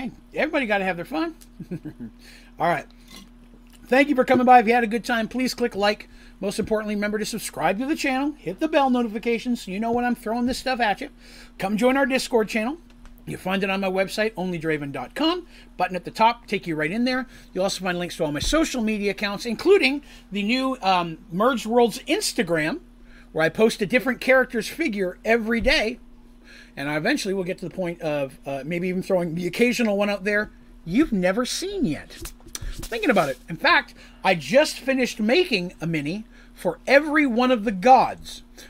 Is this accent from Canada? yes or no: yes; Canada; I'll claim asylum. I'm Canadian.